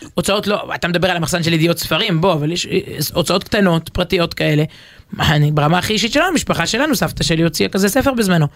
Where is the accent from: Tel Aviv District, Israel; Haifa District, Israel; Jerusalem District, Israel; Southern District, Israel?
Tel Aviv District, Israel; Ramat HaSharon; גדלתי ברמת השרון